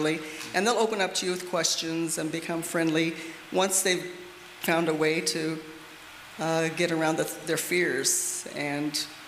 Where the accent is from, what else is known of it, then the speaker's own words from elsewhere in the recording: Phoenix, Arizona, United States; moved away as an adult; now in Germany; we're originally from Phoenix, Arizona. And we met when we were in the youth group there in our high school years